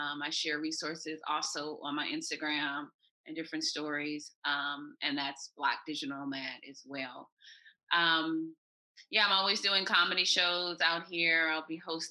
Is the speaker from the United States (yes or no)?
yes; Los Angeles, California, United States; moved away as an adult; now in Vietnam; I'm from Los Angeles, where like stars are made